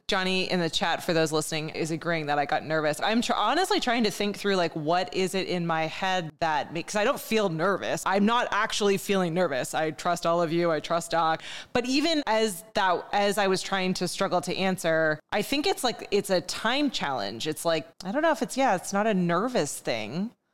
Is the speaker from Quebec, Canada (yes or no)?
yes; Montreal, Quebec, Canada; moved away as an adult; I grew up in Montreal, and I grew up fairly bilingual. You have to in Montreal. But I haven't lived there now for almost twenty years at this point.